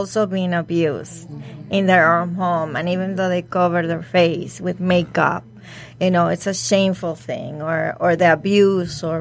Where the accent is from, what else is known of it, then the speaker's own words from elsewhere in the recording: Mexico; now in United States; I am from Mexico